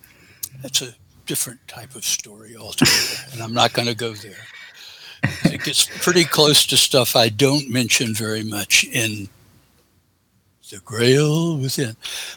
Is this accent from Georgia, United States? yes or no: yes; Augusta, Georgia, United States; now in Atlanta, United States; because I were just a kid and hadn't even lost my accent back then. And coming from Augusta, Georgia, that is quite an accomplishment.